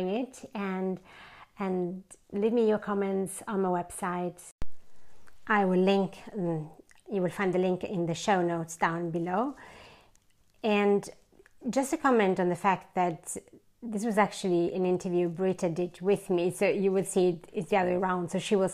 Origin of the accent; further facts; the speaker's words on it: Italy; moved away as an adult; now in Sweden; I'm from Italy, for those of you who don't know that, and so I'm used to really warm summers, but I left Italy many years ago